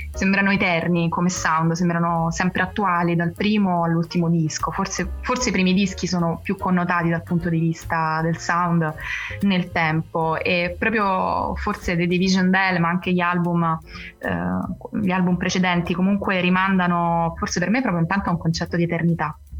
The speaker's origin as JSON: {"language": "Italian", "town": "Rome", "region": "Lazio", "country": "Italy", "said": "geograficamente sono romana, romana de Roma"}